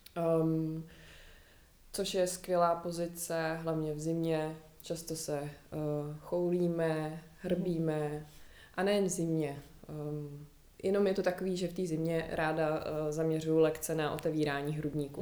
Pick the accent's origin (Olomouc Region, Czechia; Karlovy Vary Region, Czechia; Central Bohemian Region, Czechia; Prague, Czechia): Prague, Czechia; jsem zvyklá žít ve městě, narodila jsem se v Praze